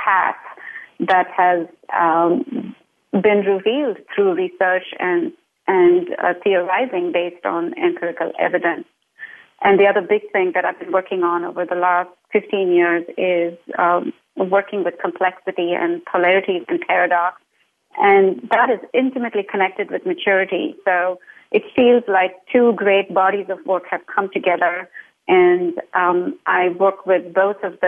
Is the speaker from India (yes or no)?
yes; India; moved away; I grew up in India